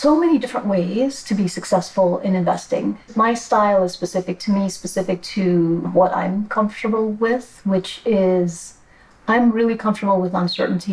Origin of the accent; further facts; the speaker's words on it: New York City, New York, United States; I grew up in New York City, immigrant kid